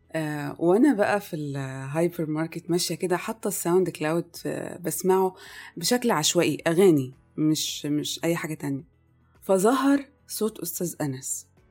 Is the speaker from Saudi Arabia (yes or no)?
no; Egypt; moved away as an adult; also born or lived in Kuwait; كل مراحل تعليمي كانت في مصر